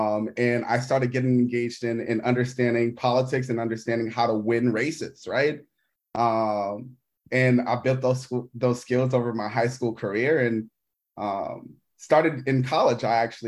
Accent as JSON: {"language": "English", "town": "Milwaukee", "region": "Wisconsin", "country": "United States", "tie": "born or raised there", "also_born_or_lived": "Washington, District of Columbia, United States", "said": "I was born and raised in Milwaukee."}